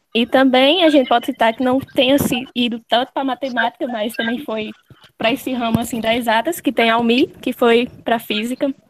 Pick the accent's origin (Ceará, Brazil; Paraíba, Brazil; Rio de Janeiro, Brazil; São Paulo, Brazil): Paraíba, Brazil; Malta; eu que sou de Malta